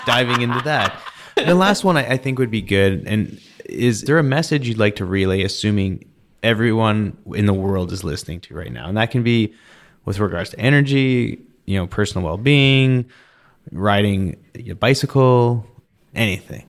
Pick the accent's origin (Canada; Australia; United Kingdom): Canada; close to Vancouver, British Columbia; I grew up in British Columbia, close to Vancouver